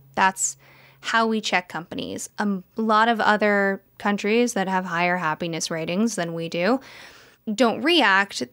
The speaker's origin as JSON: {"language": "English", "country": "United States", "tie": "born or raised there", "said": "which is very close to where we grew up"}